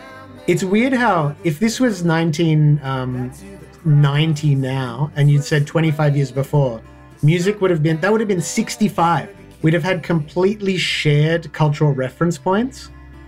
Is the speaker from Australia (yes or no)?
yes; Australia; also born or lived in Sydney; as an Australian kind of punk kid